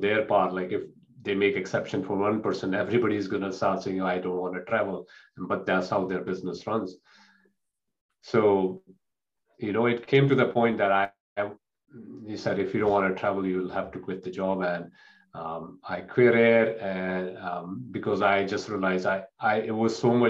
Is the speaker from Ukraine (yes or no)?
no; India; moved away; in the culture I grew up in India